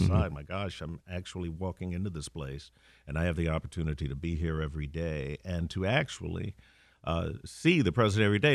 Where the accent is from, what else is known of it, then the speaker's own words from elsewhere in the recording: Gary, Indiana, United States; moved away as an adult; also born or lived in Chicago / East Coast; now in Detroit, United States; I'm a Midwestern kid. I was born and raised in Gary, Indiana